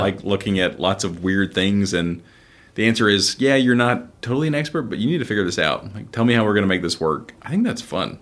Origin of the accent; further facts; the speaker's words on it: Houston, Texas, United States; I was raised here in Houston